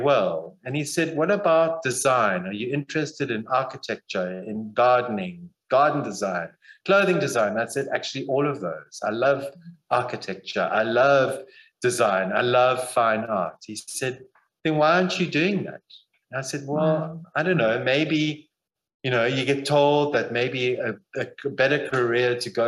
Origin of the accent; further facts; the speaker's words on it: Zimbabwe; now in Barrydale, South Africa; I grew up in Zimbabwe.